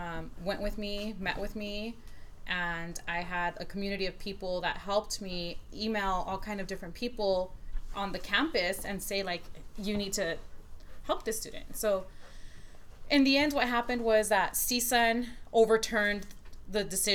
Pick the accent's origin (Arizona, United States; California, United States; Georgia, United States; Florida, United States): California, United States; Los Angeles; I grew up in South Central